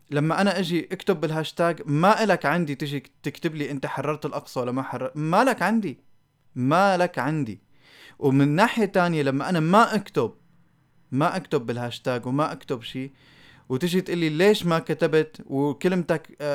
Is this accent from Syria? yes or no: yes; Syria; نحن عايشين بدوامه آه، كسوريين خليني احكي الصراحه